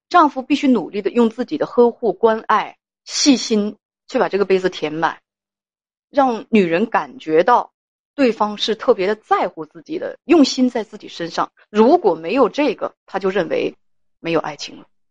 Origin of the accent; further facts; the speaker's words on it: Northeast China, China; accent: Northeastern dialect; 用我们东北话来讲